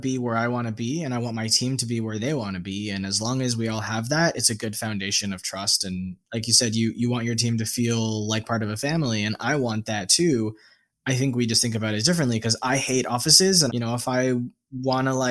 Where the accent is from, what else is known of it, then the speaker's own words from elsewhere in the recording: United States; moved away as an adult; also born or lived in Vietnam; As an American citizen